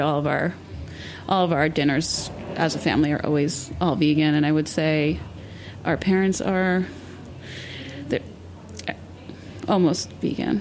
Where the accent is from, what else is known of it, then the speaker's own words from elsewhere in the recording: New York City, New York, United States; growing up in New York City